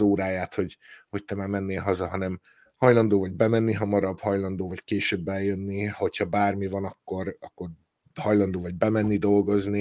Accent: Hungary; moved away as an adult; now in Ireland; Magyarországra megyek, akkor, eh, elhatározom, hogy na most, na most me-, megkeresem a szülőházamat

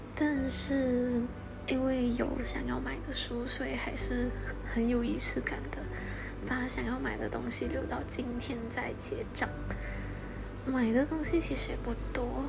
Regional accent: Malaysia; 他们都来马来西亚玩，到我的家乡来

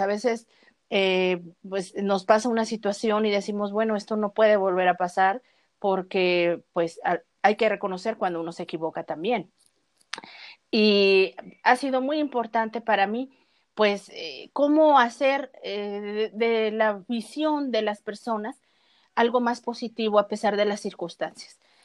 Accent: Mexico; aquí en mi país

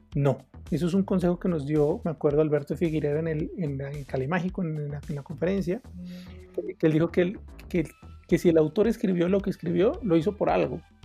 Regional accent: Pasto, Nariño, Colombia; soy de Pasto

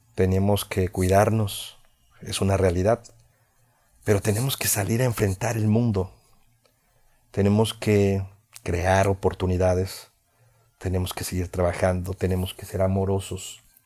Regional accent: Veracruz, Mexico; fui locutor de radio durante ocho años en mi ciudad natal, que está dentro del estado de Veracruz.

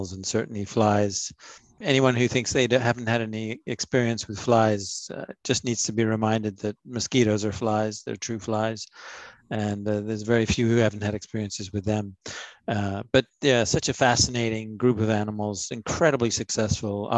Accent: Ontario, Canada; moved away as an adult; also born or lived in United States; growing up in Ontario, where I live again now, I lived in the US for 30 years.

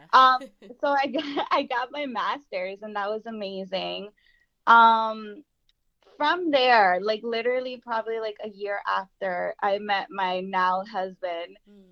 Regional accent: Jersey City, New Jersey, United States; being born and raised in Jersey City

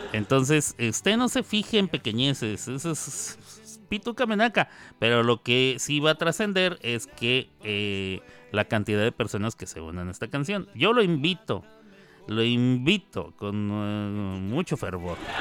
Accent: Mexico; los mexicanos

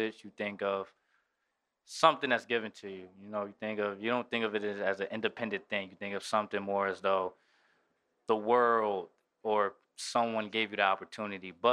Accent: Rahway, New Jersey, United States; now in Tobyhanna, United States; I'm originally from New Jersey, Rahway, New Jersey

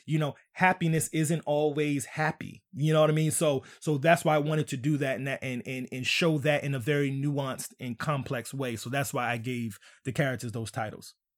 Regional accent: New York City, New York, United States; moved away; also born or lived in Southern Maryland; I was coming from Southern Maryland by way of New York

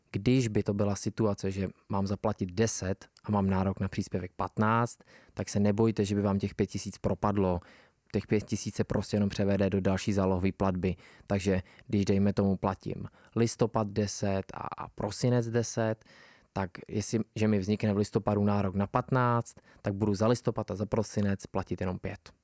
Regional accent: Czechia

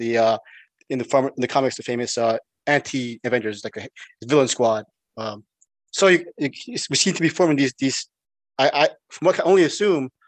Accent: United States; as an American

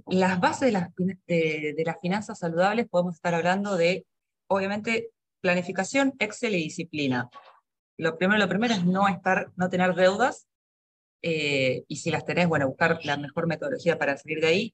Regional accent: Argentina; moved away; soy argentina, estuve, mi carrera es eh, real estate, estuve 10 años trabajando en Argentina

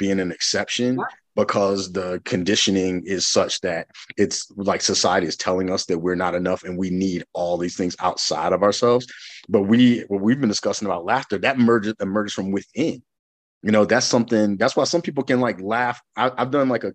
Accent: the South, United States; I grew up in the South

